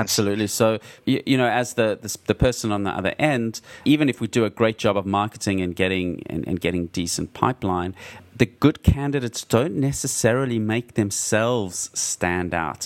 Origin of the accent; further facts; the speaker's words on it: Australia; I'm an Australian coming to San Francisco